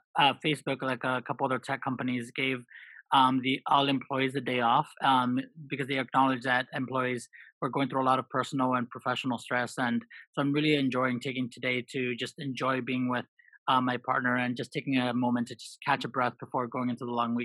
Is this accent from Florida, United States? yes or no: no; Los Angeles, California, United States; English is a second language; I grew up in South Central Los Angeles as a son of immigrant parents. As a kid, I was teased a lot for my accent